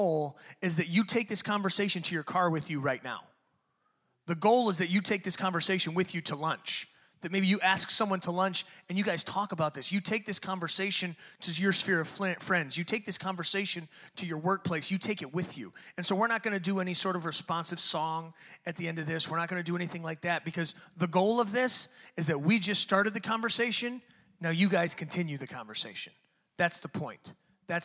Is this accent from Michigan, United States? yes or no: yes; Detroit, Michigan, United States; I'm a white dude, but I grew up in Detroit and I was the only white dude on my block